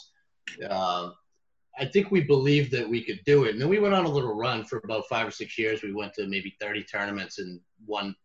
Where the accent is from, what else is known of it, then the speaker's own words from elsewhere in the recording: Boston, Massachusetts, United States; we grew up in Boston